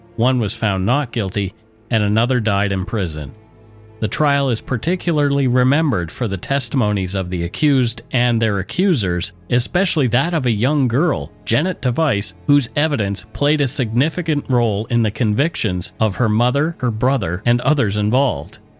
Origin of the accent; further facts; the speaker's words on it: Canada; We are ordinary Canadian schmucks